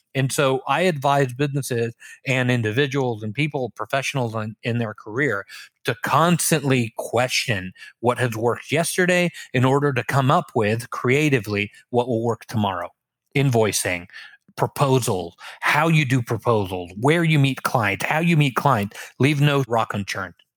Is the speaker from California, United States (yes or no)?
yes; Los Angeles, California, United States; moved away as an adult; also born or lived in Israel; now in Orlando, United States; raised in Los Angeles